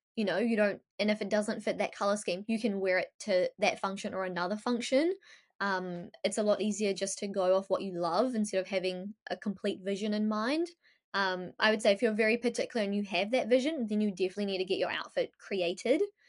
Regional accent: Ahmedabad, Gujarat, India; now in New Zealand; I'm from Ahmedabad, so it's a very Ahmedabad thing

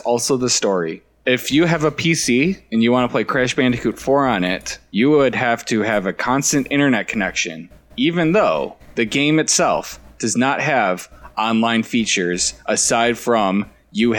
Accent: United States; I'm American

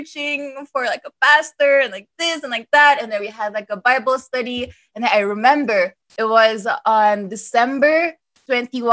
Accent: Cebu City, Central Visayas, Philippines; I'm from Cebu

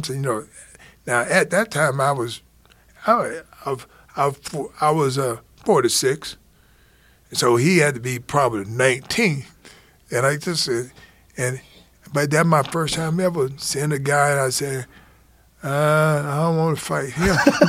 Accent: Alabama, United States; I'm from Alabama.

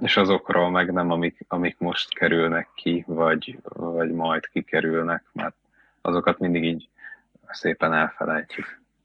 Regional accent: Veszprém, Veszprém County, Hungary; nem tagadjuk, hogy mi Veszprémiek vagyunk

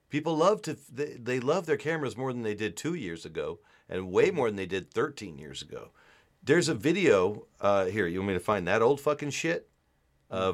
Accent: Hanau, Hesse, Germany; English is a second language; I'm from Hanau, West Germany, or Germany.

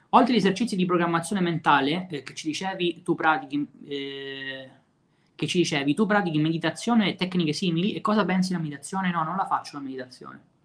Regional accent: Messina, Sicily, Italy; anche io sono di Messina

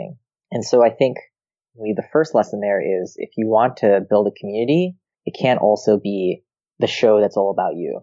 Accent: Rochester, New York, United States; also born or lived in Israel; I moved to Rochester, New York when I was 2 years old

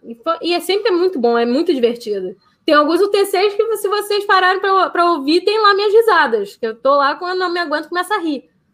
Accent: Rio de Janeiro, Brazil; also born or lived in Tijuca, Rio de Janeiro; eu sou de Marechal, nasci em Marechal, cresci em Marechal, só agora depois de, de velha que eu vim para Tijuca

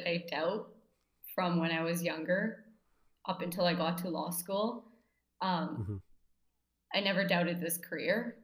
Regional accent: Abbotsford, British Columbia, Canada; moved away as an adult; now in Toronto, Canada; I was born and raised in Abbotsford, BC

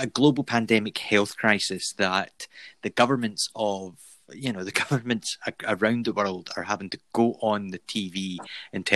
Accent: Scotland, United Kingdom; I'm Scottish.

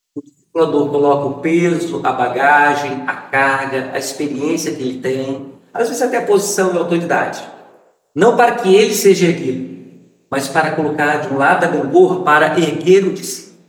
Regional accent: Vitória, Espírito Santo, Brazil; now in São Cristóvão, Brazil; Eu sou capixaba, sou de Vitória

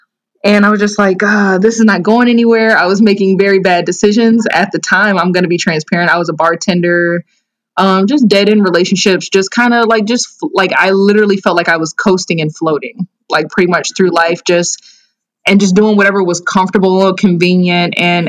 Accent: Naperville, Illinois, United States; also born or lived in Columbus, Georgia; I'm from Naperville, Illinois. I was born in Columbus, Georgia. I'm an Army brat, so my dad was in the military, and I actually moved to Naperville shortly after he was stationed in Germany.

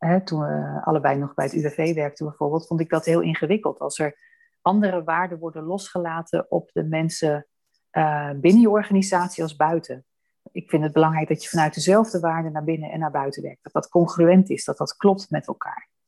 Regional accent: Amsterdam, North Holland, Netherlands; born there; ik heb mijn wieg in Amsterdam gestaan

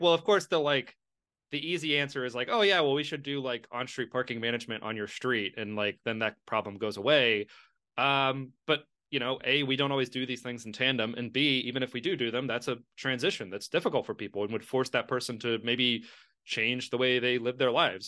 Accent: Lexington, Kentucky, United States; moved away; also born or lived in Queens, New York; my hometown of Lexington

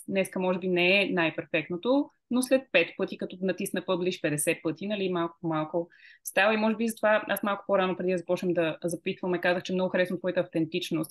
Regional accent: Bulgaria; аз съм българка и искам да водя тези разговори на български

